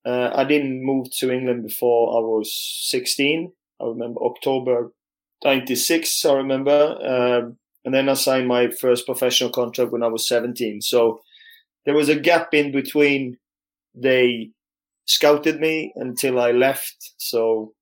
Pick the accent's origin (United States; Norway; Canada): Norway; also born or lived in Leeds; I had quite a couple of good years back in Norway